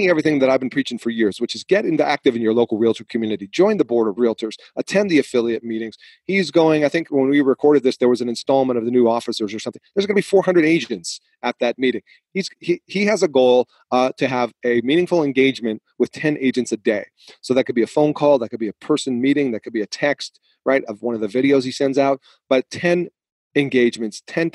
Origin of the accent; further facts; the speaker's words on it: Massachusetts, United States; moved away; when I grew up in Massachusetts, I had lots of friends